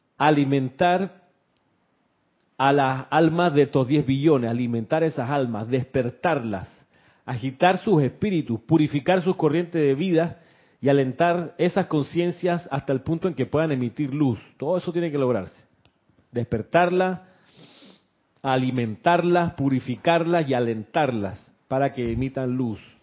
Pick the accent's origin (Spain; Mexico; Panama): Panama; accent: Panamanian; éramos acá nosotros con acento panameño